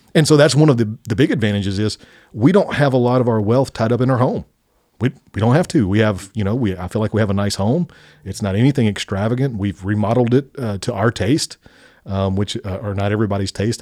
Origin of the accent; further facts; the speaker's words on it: Spring Hill, United States; This is our hometown. This is where we went to K through twelve